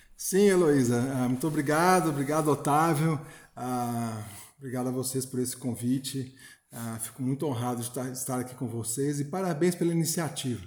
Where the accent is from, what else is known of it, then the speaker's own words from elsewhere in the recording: São João del-Rei, Minas Gerais, Brazil; also born or lived in Belo Horizonte; Eu sou de São João del Rei, Minas Gerais, estudei em Belo Horizonte, estudei no exterior